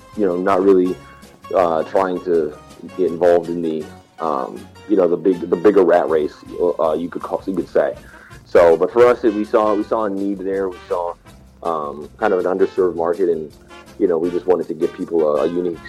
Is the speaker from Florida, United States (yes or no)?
yes; Florida, United States; I personally am not. I'm actually from Florida.